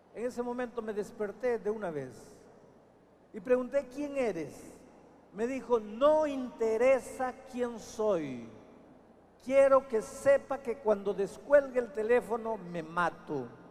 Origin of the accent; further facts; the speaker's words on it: Peru; la tierra en mi país empezó a temblar